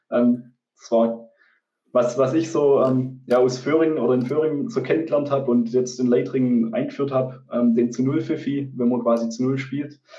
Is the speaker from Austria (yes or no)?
no; Bickelsberg, Baden-Württemberg, Germany; weil ich ähm, komme eigentlich ursprünglich ähm, nicht von Brittheim, also ich komme ursprünglich aus Bickelsberg, da gibt es auch keinen kein, ähm, ja, Sportverein, keinen kein Fußball.